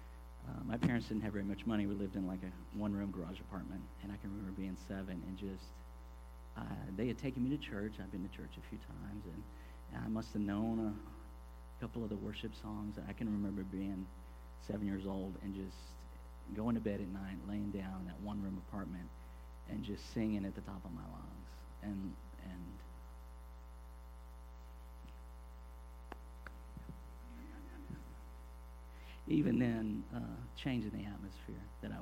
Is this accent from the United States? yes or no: yes; Corpus Christi, Texas, United States; now in Houston, United States; I grew up in Corpus, which is just down the coast from here. I moved up to Houston when I was 21